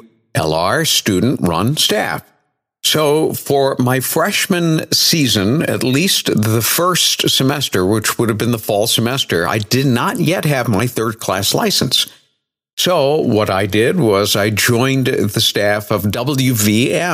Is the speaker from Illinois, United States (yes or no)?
no; New Bedford, Massachusetts, United States; also born or lived in Vermont; my hometown radio station, WBSM 1420 AM, and it was a pretty decent powerhouse for New Bedford